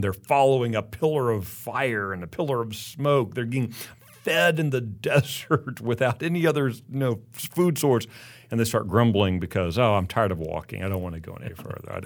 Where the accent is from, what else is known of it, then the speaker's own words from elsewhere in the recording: Texas, United States; Oh, I'm from the United States. Where are you from? Texas.